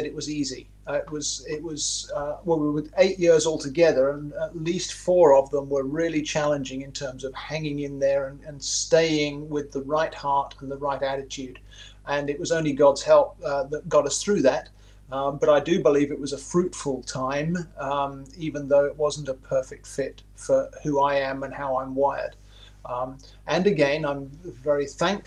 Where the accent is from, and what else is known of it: England, United Kingdom; moved away as an adult; also born or lived in Toronto, Canada; now in Myrtle Beach, United States